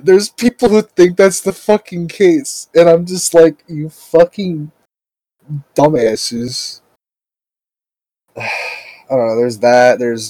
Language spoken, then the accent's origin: English; United States